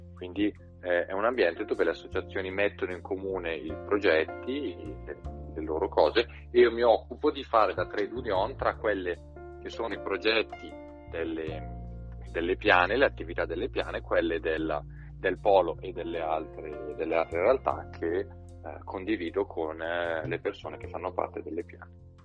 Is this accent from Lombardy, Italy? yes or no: yes; Seriate, Lombardy, Italy; also born or lived in Redona, Bergamo; io sono cresciuto a Seriate